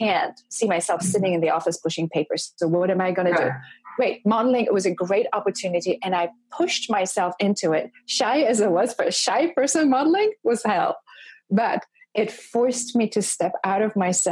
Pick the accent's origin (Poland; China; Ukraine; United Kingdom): Poland; moved away as an adult; I grew up in Poland in a communist culture in a very, very conservative household